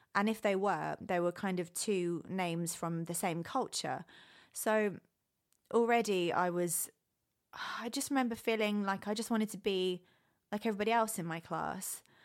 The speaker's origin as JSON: {"language": "English", "country": "United Kingdom", "tie": "born or raised there", "moved": "yes", "lives_now": "Los Angeles, United States", "said": "I was born and raised in the UK, and now I live"}